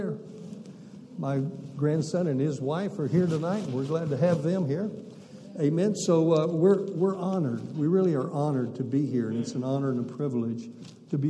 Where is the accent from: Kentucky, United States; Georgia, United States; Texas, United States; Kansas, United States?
Texas, United States; Amarillo; accent: southern; moved away as an adult; also born or lived in Massachusetts; We weren't from the north. We're from Amarillo, Texas. So we never lost our southern accent.